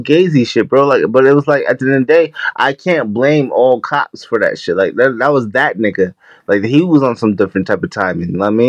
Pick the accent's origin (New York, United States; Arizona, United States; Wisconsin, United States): New York, United States; New York City; now in Albany, United States; I'm in the capital of New York, everyone. I'm in Albany, New York, yeah. But I'm from Queens, New York